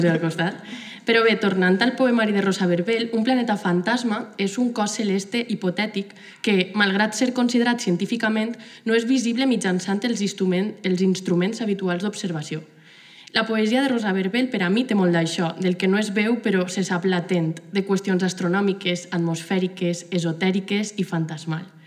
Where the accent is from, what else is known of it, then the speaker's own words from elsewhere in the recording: Gandia, Valencian Community, Spain; soc de Gandia